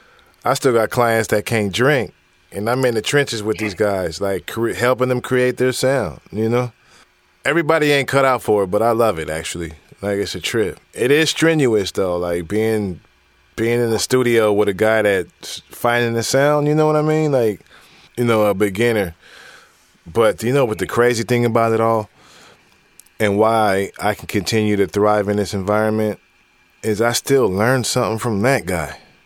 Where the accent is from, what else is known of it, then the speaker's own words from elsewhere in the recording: Seattle, Washington, United States; Central District, Valley.